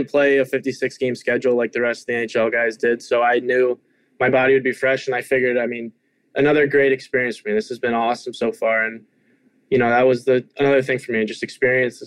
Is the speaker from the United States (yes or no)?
yes; Richmond, Virginia, United States; moved away; growing up in Richmond.